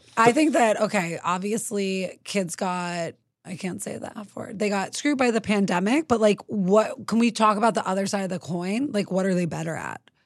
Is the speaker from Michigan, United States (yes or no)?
no; New York City, New York, United States; I grew up in New York City